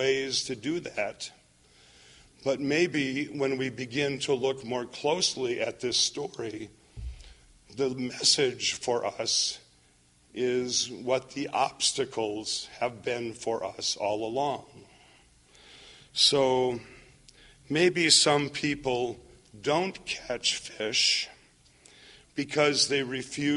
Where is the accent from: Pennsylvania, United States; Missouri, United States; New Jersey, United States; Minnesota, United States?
Minnesota, United States; I grew up in Minnesota.